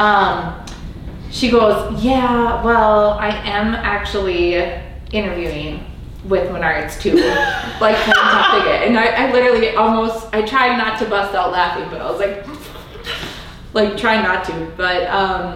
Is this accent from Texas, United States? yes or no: no; Valley City, North Dakota, United States; moved away as an adult; now in Detroit Lakes, United States; I am originally from Valley City, North Dakota girl, and moved to Detroit Lakes in 2003